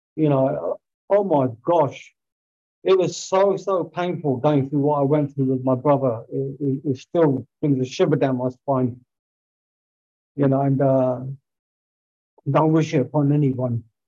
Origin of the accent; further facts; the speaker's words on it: Greenford, London, United Kingdom; my hometown, Greenford